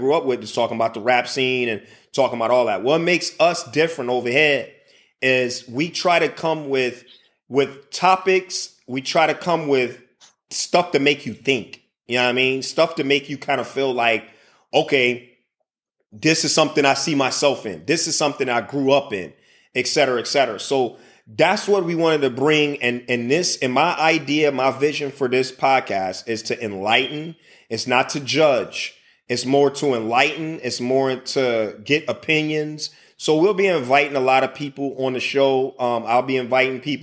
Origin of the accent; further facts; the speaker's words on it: Chicago, Illinois, United States; also born or lived in Indiana / San Antonio, Texas; now in Middle East; I'm from Chicago. North Pole, north side of Chicago is where I resided for most of my time and my childhood time.